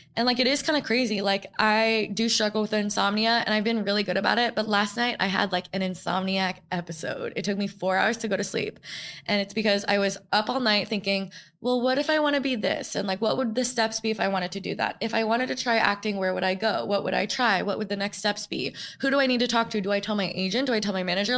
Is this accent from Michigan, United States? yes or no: no; New York, United States; I grew up in New York